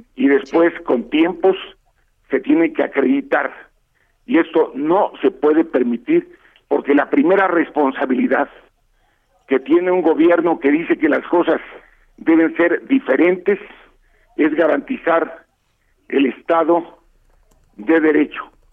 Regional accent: Veracruz, Mexico; soy veracruzano

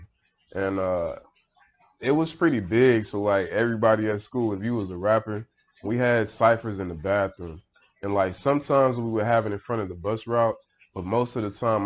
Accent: Houston, Texas, United States; I was born in Houston, the southwest side

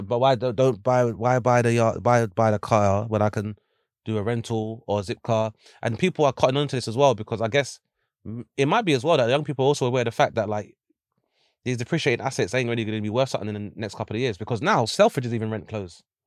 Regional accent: London, United Kingdom; I grew up in Lewisham

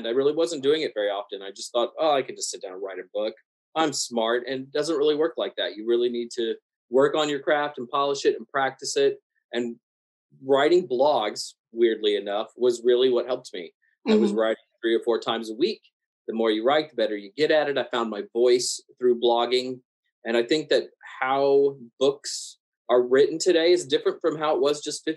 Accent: American South, United States; I grew up in the American South

